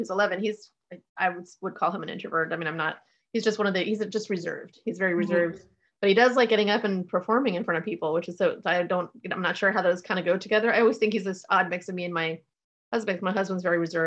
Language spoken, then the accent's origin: English; Fort Lauderdale, Florida, United States; also born or lived in Indiana; I grew up in near Miami, Fort Lauderdale